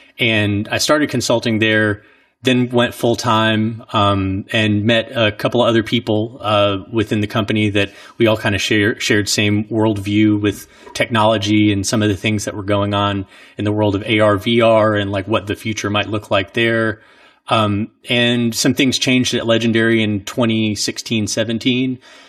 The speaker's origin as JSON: {"language": "English", "region": "Southeast", "country": "United States", "said": "Since I'm from the Southeast, we drive back and forth, every year for Christmas to be able to spend a little bit more time on the East Coast with family."}